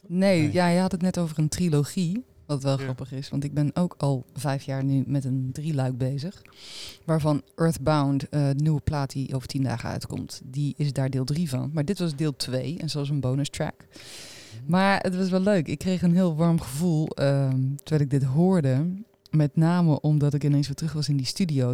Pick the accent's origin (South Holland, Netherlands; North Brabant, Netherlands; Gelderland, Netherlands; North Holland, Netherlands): Gelderland, Netherlands; Arnhem; Ik kom uit Arnhem, dus dat is eh, eh, ja, mijn stad ook waar ik woon